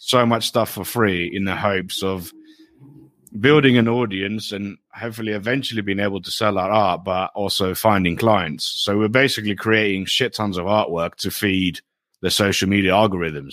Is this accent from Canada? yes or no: no; Greece; moved away as an adult; now in United Kingdom; I grew up in Greece, but my parents, my mother is English and my dad is Greek.